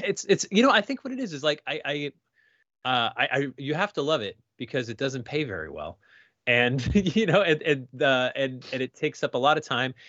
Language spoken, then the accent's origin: English; Sandy Hook, Connecticut, United States; I grew up in Sandy Hook, Connecticut